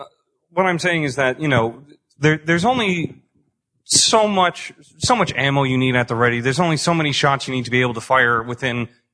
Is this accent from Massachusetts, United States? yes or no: yes; Boston, Massachusetts, United States; now in Pasadena, United States; I grew up in Boston.